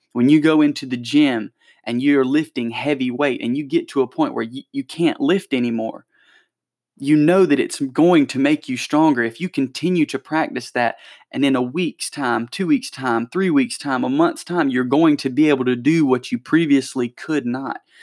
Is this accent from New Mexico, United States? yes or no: no; Anderson, South Carolina, United States; my hometown's little newsletter, the Electric City News